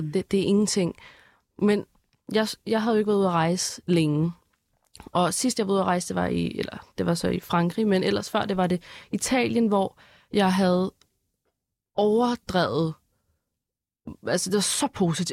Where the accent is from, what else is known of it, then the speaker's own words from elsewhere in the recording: Denmark; jeg er dansker